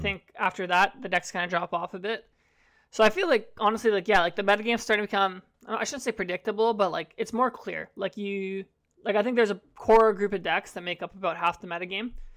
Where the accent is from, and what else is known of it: Canada